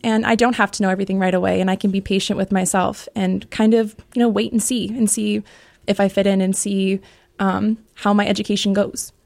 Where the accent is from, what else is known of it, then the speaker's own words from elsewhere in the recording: Connecticut, United States; moved away as an adult; now in Ohio, United States; I grew up in Connecticut and then went to University of Connecticut for undergrad